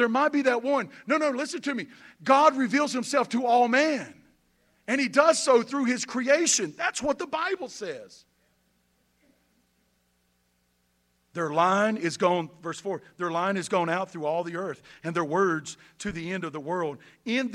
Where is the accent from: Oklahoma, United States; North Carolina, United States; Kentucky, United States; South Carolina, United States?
North Carolina, United States; Boomer; moved away as an adult; now in Statesville, United States; I'm from Boomer, North Carolina